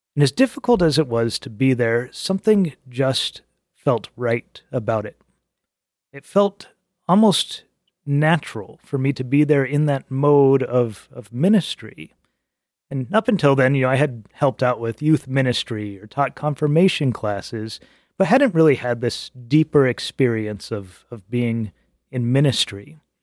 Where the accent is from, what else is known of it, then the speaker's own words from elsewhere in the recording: Albuquerque, New Mexico, United States; moved away as an adult; also born or lived in Prescott, Arizona; now in Chicago, United States; I was born and raised Catholic in Albuquerque.